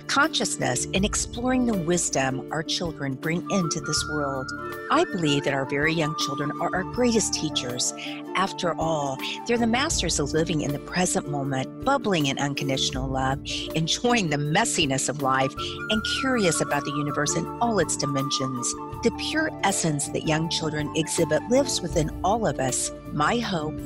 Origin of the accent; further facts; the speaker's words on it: Indiana, United States; I'm from Indiana